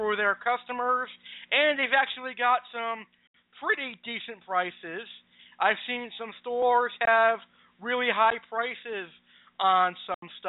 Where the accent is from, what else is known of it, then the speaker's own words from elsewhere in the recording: Springfield, Massachusetts, United States; I was born right here in Springfield, Massachusetts, 22 years ago in 1993